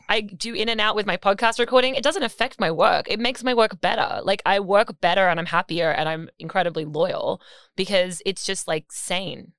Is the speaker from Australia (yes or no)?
yes; Australia; now in New York, United States; we are Australian